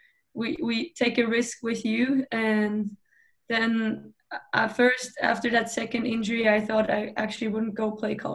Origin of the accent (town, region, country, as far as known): Switzerland; born or raised there; English is a second language; moved away as an adult; also born or lived in Duluth, Minnesota; now in Sweden